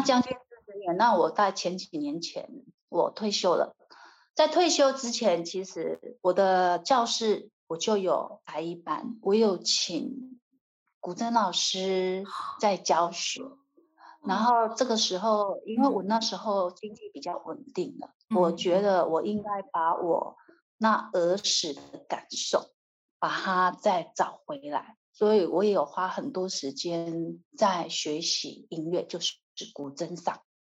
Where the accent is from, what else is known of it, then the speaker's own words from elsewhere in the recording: Taiwan; 我们台湾人